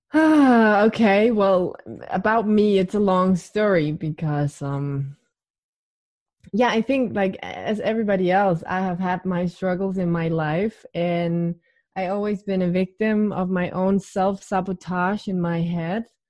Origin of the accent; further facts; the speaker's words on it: Denmark; I'm 28 and I'm from Denmark